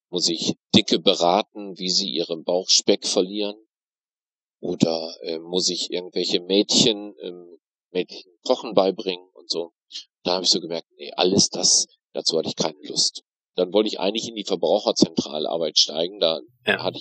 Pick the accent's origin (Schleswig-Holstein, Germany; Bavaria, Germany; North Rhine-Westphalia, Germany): North Rhine-Westphalia, Germany; now in Bremerhaven, Germany; bin aber nicht Bremerhavener, sondern komme gebürtig aus dem Münsterland, Aha. aus Westfalen. Bin also sozusagen in einer sehr schwarzen, sehr katholischen, sehr christlichen, sehr CDU-orientierten Gegend groß geworden.